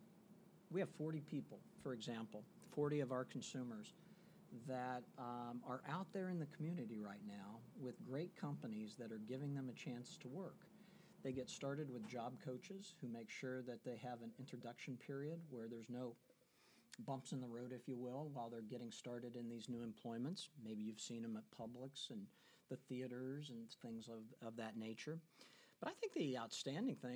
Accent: Midwest, United States; moved away as an adult; I hail from the Midwest originally

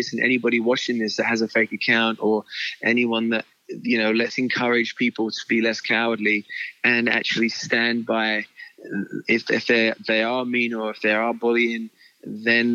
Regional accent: United Kingdom; I'm, as a British man

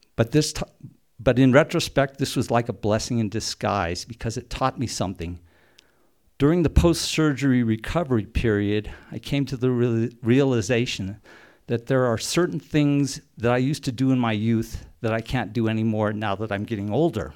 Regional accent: Silverton, Colorado, United States; Growing up in Silverton, when I was a teenager

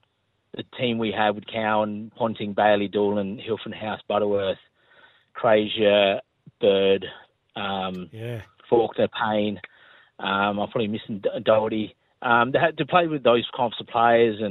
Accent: Smithfield, South Australia, Australia; growing up in Smithfield

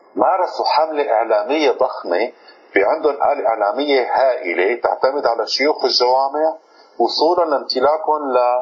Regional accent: Syria; عندنا في سوريا

